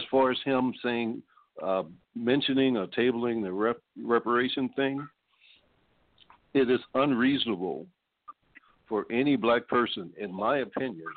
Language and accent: English; New Orleans, Louisiana, United States; now in California, United States; I live in California. I'm from New Orleans, Louisiana